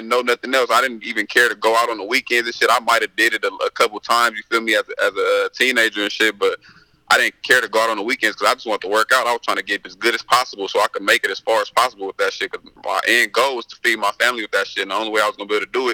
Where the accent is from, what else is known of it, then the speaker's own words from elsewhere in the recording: Westmont, California, United States; I grew up in Westmont